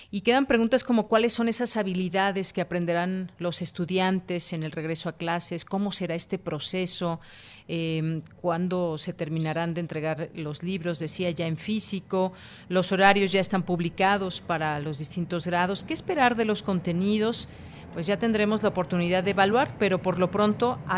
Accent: Mexico

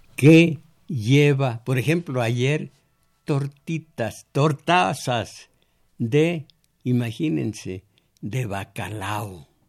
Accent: Mexico; soy cascán de origen, según por mi abuela, eh, del Cerro del Mixtón, conozco mi historia, soy mexicano

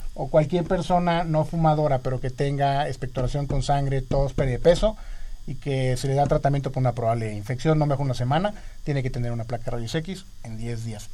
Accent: Mexico; somos más mexicanos, evidentemente

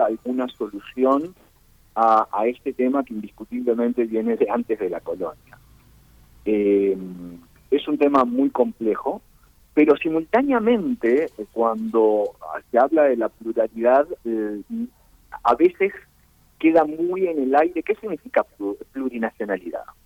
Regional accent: Uruguay; now in Chile; Ustedes imaginarán por mi acento que yo no soy originalmente chileno, yo vengo del Uruguay originalmente.

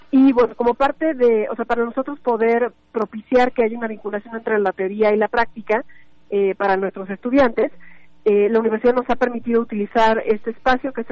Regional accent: Mexico; nuestro legado como mexicanos y que pues nosotros lo que quisimos fue brindar ese espacio

